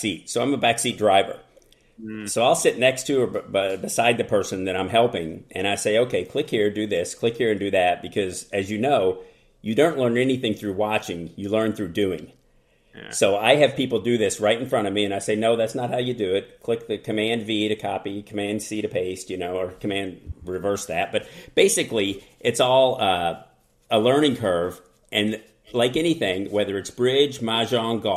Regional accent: Kentucky, United States; I'm from Kentucky, and I went to college at Northern Kentucky University

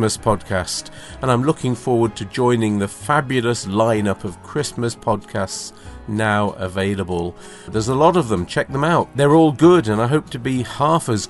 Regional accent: United Kingdom; I'm British

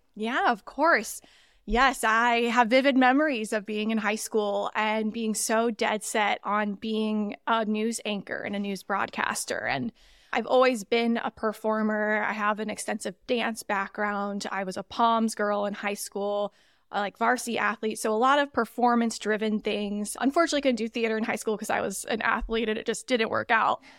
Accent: Missouri, United States; moved away as an adult; also born or lived in Indiana; I am actually originally from Missouri

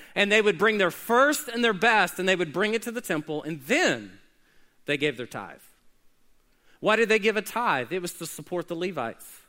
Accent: Oklahoma City, Oklahoma, United States; When I was growing up in Oklahoma City

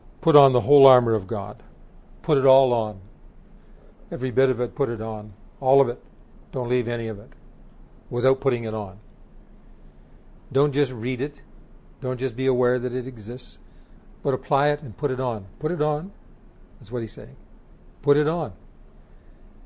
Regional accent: Canada; As a Canadian

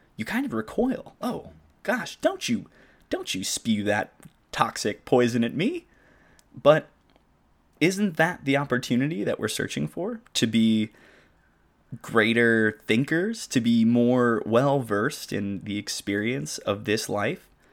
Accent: Arlington, Washington, United States; moved away; when I lived in my hometown in Washington, Arlington

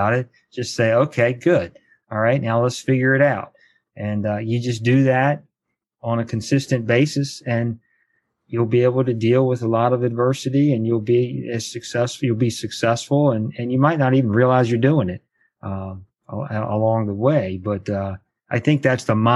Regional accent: Charlottesville, Virginia, United States; also born or lived in Culpeper, Virginia; I grew up in Charlottesville, Virginia

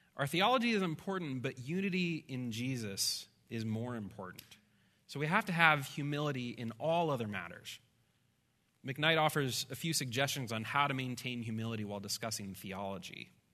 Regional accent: Midwest, United States; I'm a Midwesterner

